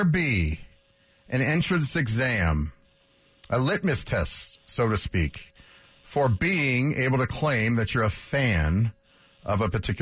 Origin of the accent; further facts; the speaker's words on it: Aurora, Colorado, United States; growing up in Aurora